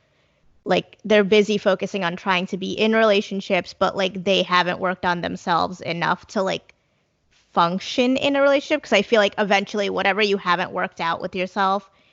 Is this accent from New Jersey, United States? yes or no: yes; New Jersey, United States; growing up in New Jersey and in the US